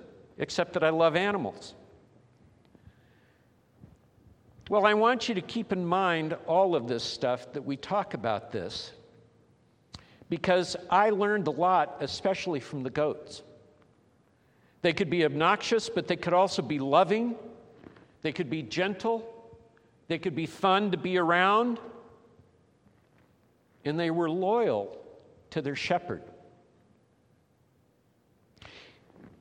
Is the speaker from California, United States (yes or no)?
yes; Los Angeles, California, United States; moved away as an adult; also born or lived in Wichita, Kansas; she and I both were born and raised in Los Angeles, California